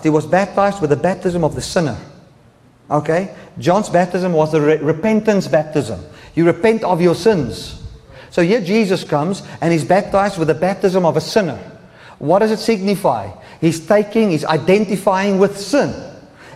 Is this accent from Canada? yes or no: no; South Africa; moved away; South Africa, we are not very much worried about political correctness